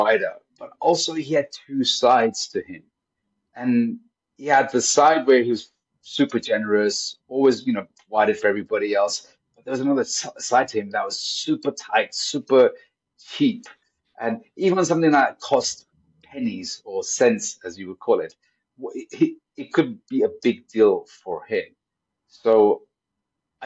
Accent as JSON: {"language": "English", "country": "Pakistan", "tie": "born or raised there", "moved": "yes", "lives_now": "United Kingdom", "said": "I grew up in Pakistan."}